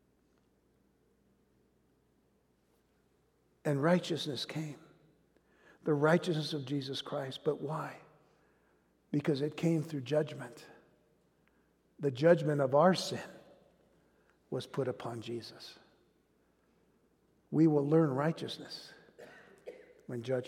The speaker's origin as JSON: {"language": "English", "country": "United States", "said": "our day-to-day lives as American citizens"}